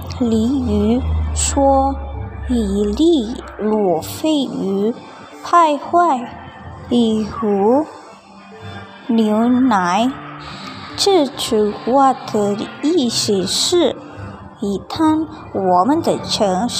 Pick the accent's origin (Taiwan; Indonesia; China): Indonesia; 我来自印度尼西亚